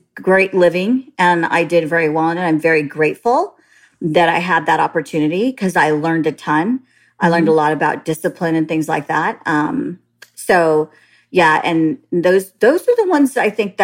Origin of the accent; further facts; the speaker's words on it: San Jose, California, United States; moved away; I was born and raised in Northern California, San Jose to be exact.